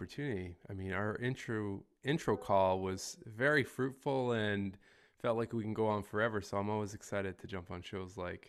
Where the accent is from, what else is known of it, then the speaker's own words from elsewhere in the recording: Ontario, Canada; also born or lived in Toronto area; But yeah, born and raised in Canada. I've moved around a little bit within the country, originally from a really small mining town in northern Ontario.